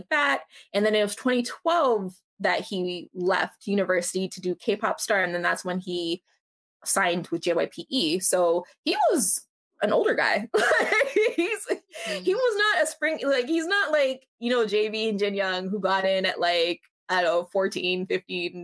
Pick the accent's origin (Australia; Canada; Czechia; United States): Canada; I'm from Canada.